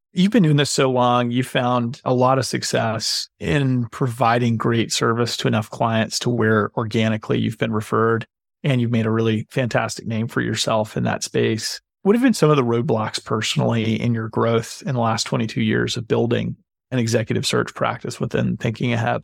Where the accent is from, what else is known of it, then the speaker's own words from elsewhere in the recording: Boone, North Carolina, United States; I grew up in Boone, North Carolina, so right down the road and into the mountains and, and into the holler, as they say.